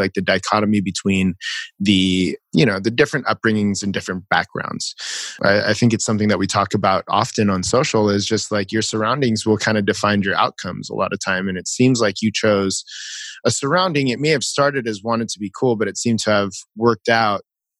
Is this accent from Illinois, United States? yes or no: no; California, United States; even just growing up in Orange County, right? So I'm Filipino. I went to a predominantly white high school